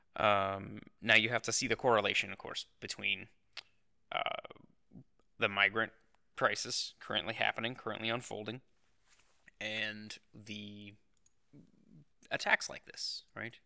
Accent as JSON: {"language": "English", "country": "United States", "said": "as an American"}